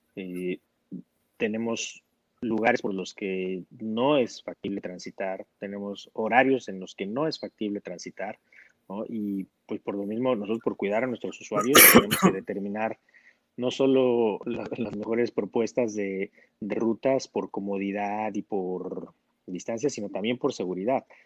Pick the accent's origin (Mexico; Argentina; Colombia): Mexico